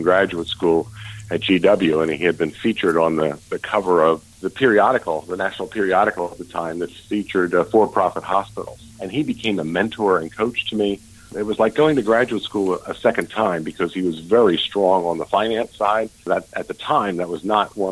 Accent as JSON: {"language": "English", "area": "outside of Philadelphia", "region": "New Jersey", "country": "United States", "tie": "born or raised there", "said": "I grew up outside of Philadelphia in New Jersey"}